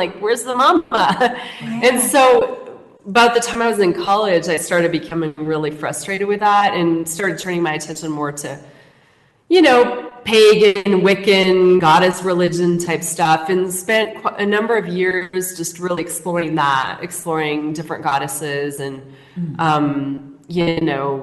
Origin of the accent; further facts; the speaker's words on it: Missoula, Montana, United States; moved away as an adult; also born or lived in San Francisco Bay Area, California; now in Mexico; Born and raised in Missoula, Montana